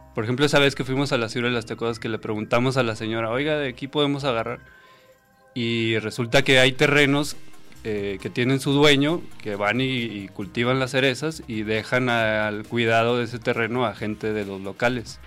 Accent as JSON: {"language": "Spanish", "town": "Saltillo", "region": "Coahuila", "country": "Mexico", "moved": "yes", "said": "como yo soy de Coahuila, de Santillo eh, de allá me estaban mandando esos cabuches"}